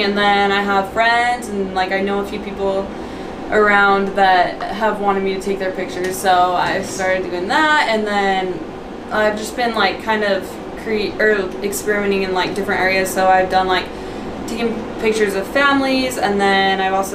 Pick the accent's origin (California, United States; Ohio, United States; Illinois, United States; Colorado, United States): Colorado, United States; moved away as an adult; now in Utah, United States; I'm from Colorado